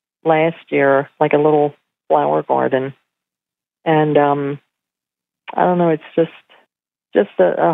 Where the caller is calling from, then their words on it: Pennsylvania, United States; I'm calling from Pennsylvania.